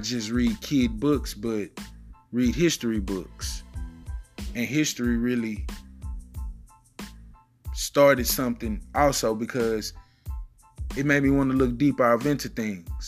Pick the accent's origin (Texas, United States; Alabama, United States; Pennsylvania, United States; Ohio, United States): Texas, United States; Houston; I come from the north side of Houston. I lived all over the north side of Houston